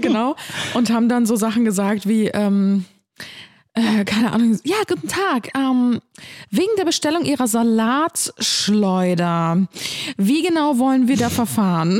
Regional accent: Cologne, North Rhine-Westphalia, Germany; also born or lived in Ulm; dass ich in Ulm geboren bin und mit einem Jahr nach Köln gezogen bin

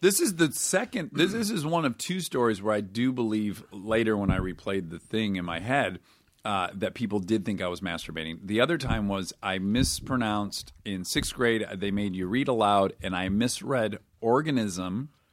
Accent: Detroit, Michigan, United States; I'm from Detroit, where it is gray eight months of the year

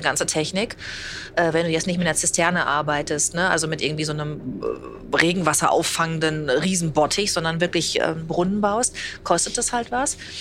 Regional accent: Bad Salzuflen, Teutoburg Forest, North Rhine-Westphalia, Germany; moved away as an adult; also born or lived in Münster / Hamburg; Ich bin also ja in Bad Springer aufgewachsen, in Ostwestfalen, am Teutoburger Wald

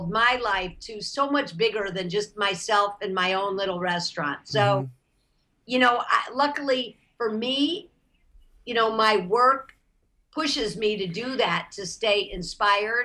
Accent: Toledo, Ohio, United States; now in Los Angeles, United States; I grew up in Toledo, Ohio

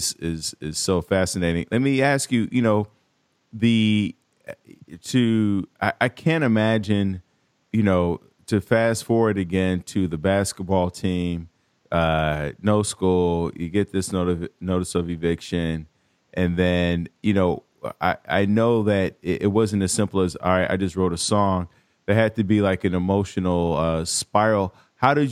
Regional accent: Chicago, Illinois, United States; I'm from Chicago, North Side

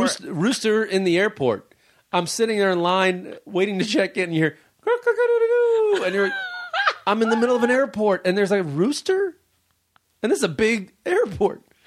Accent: Chicago, Illinois, United States; moved away; My hometown

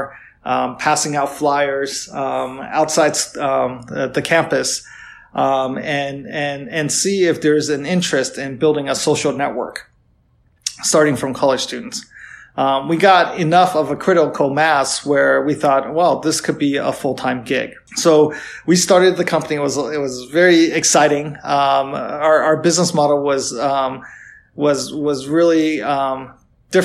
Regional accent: United States; moved away as an adult; now in China; I am American, but of Chinese descent

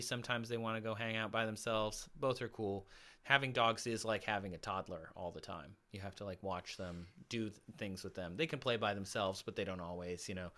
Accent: Michigan, United States; now in Los Angeles, United States; my family's in Michigan still in the house I grew up in, my parents.

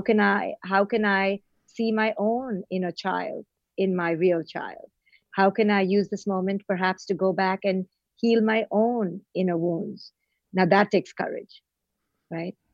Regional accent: India; moved away; also born or lived in Mumbai / Bangalore / Delhi; I was born in India and raised in India.

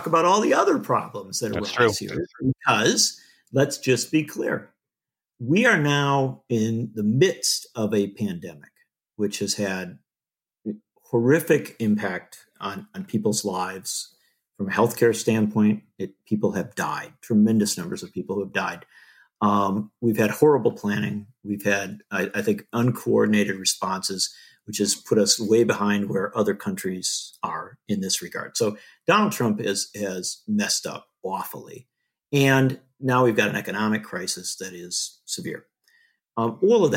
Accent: Wisconsin, United States; I live in Wisconsin. In my home state of Wisconsin

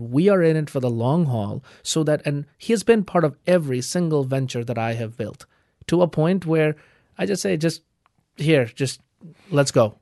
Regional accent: Kolkata, West Bengal, India; moved away; I'm from Calcutta.

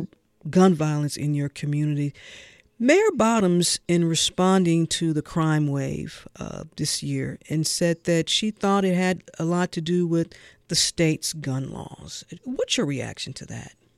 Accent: St. Louis, Missouri, United States; now in Georgia, United States; I'm from St. Louis

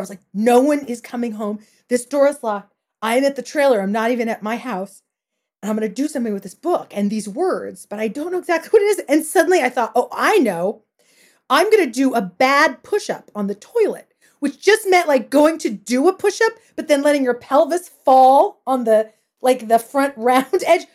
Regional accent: Porterville, California, United States; I grew up in Porterville, California, in the Central Valley of California

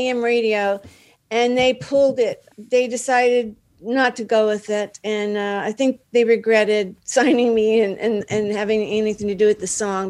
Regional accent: Dallas, Texas, United States; moved away as an adult; now in Los Angeles, United States; Yeah, I'm from Dallas.

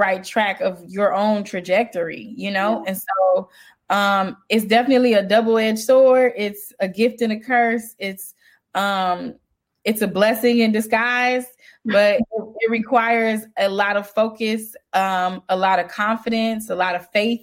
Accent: Chicago, Illinois, United States; I'm from Chicago

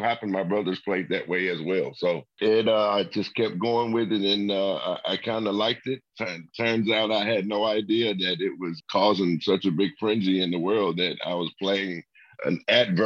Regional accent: Memphis, Tennessee, United States; I'm from Memphis, Tennessee

